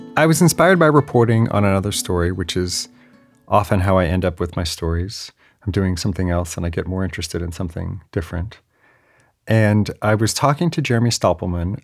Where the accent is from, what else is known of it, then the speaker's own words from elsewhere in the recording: the Bay Area, California, United States; also born or lived in San Diego; I'm from the Bay Area, and I went to U C San Diego in nineteen ninety-five